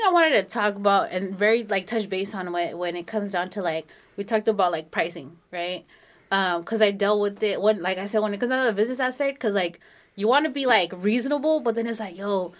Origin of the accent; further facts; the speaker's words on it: Los Banos, California, United States; where are you from? I was like, oh, Los Baños.